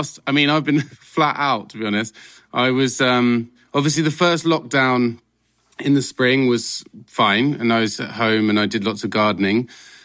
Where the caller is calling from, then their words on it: London, United Kingdom; I am Zooming from my lovely flat in London, in North London.